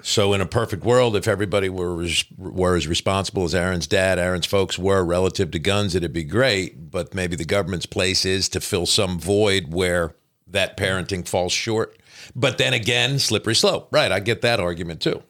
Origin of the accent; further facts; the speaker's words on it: New Jersey, United States; moved away as an adult; now in Kentucky, United States; growing up in New Jersey, which is not necessarily a gun state per se.